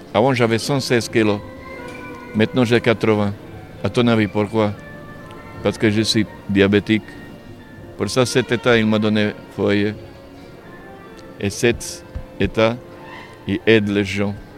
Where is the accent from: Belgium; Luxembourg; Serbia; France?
Serbia; French is a second language; moved away as an adult; quand je vais chez moi, en Serbie